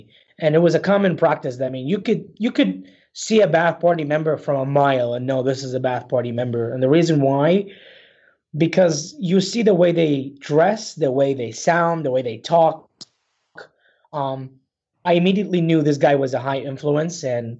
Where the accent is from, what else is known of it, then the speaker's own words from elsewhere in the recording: Baghdad, Baghdad Governorate, Iraq; Yeah, so I was born and raised in Baghdad, Iraq.